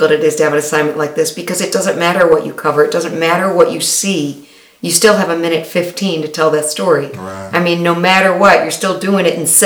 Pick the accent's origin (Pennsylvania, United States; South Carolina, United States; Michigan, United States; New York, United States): Michigan, United States; Detroit; I'm from, from Detroit, born and raised in Detroit. My parents were here. My grandparents were here.